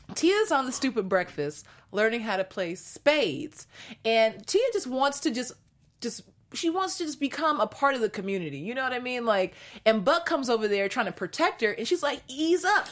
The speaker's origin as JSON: {"language": "English", "town": "Seattle", "region": "Washington", "country": "United States", "moved": "yes", "lives_now": "Los Angeles, United States", "said": "I'm from Seattle"}